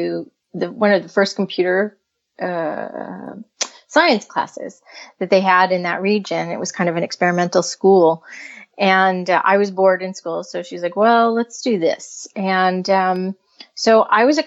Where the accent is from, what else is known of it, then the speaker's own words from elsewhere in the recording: United States; now in California, United States; I'm originally from the other side of the United States in very cold country